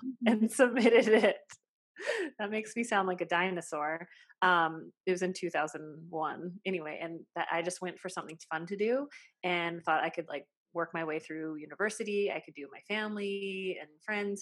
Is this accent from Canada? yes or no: yes; Saskatchewan, Canada; I was brought up in a small town on the prairies, like in basically the armpit of Canada, we call it. It's Saskatchewan.